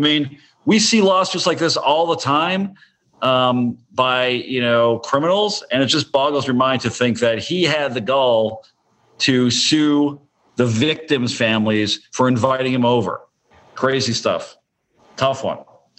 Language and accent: English; Canada; You know, I'm from Canada, so I don't know anything about these traditions you call